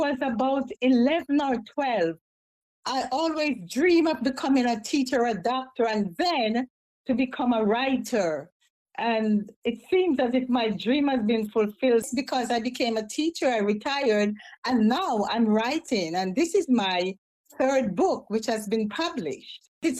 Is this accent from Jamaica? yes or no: yes; Jamaica; moved away; also born or lived in New York City; I have lived in Jamaica. I'm originally from Jamaica.